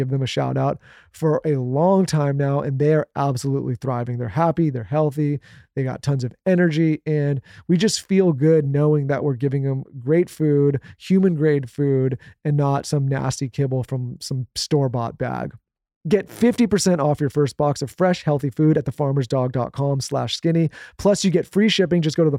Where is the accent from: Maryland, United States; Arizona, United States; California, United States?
California, United States; We grew up in Southern California.